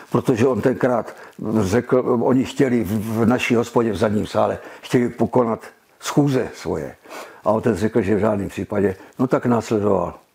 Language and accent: Czech; Brno, South Moravian Region, Czechia; jsem Brňák